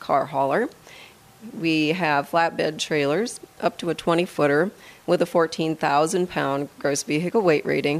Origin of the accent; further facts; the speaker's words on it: Midwest, United States; moved away as an adult; now in Colorado, United States; I'm actually from the Midwest